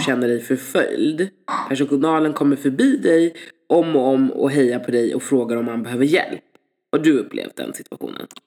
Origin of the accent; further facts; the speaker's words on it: Sweden; Jag är född här.